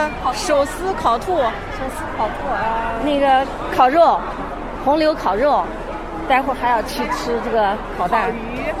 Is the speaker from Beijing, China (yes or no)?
no; Shihezi, Xinjiang, China; now in Urumqi, China; 我是出生在石河子，但是现在在乌鲁木齐。